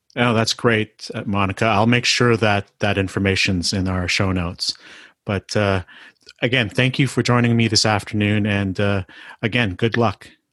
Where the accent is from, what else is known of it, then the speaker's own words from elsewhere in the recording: Canada; I'm Asian Canadian